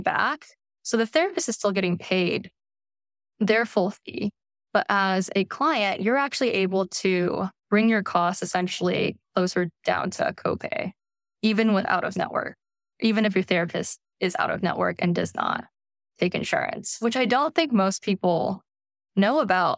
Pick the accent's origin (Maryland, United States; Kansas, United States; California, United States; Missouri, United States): California, United States; Bay Area; I grew up in the Bay Area